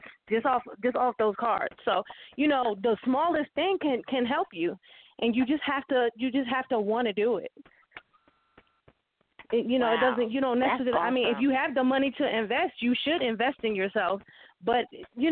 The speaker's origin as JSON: {"language": "English", "town": "Jersey City", "region": "New Jersey", "country": "United States", "tie": "born or raised there", "moved": "as an adult", "lives_now": "Atlanta, United States", "said": "my hometown. So I'm definitely going to be doing something there in Jersey City, New Jersey"}